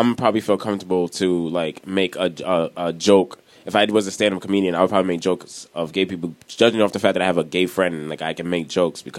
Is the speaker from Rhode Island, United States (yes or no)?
yes; Rhode Island, United States; I grew up in Rhode Island